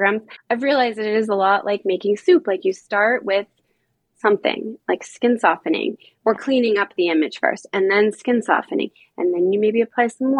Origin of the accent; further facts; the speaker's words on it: Boulder, Colorado, United States; moved away as an adult; also born or lived in Caribbean; I was from Boulder, Colorado, like a a natural organic hippie town